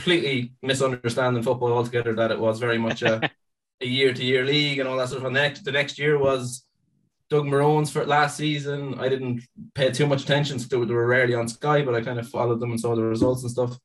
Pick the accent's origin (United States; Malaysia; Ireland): Ireland; I am from Ireland.